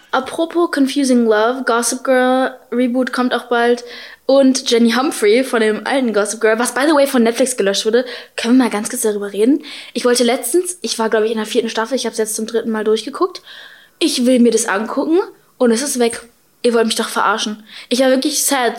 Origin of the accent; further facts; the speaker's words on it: Berlin, Germany; Ich bin zwar halb Ami, halb Deutsch, aber ich bin halt in Berlin geboren